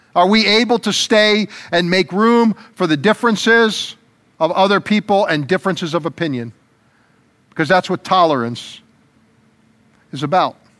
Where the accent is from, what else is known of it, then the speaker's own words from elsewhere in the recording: United States; as American citizens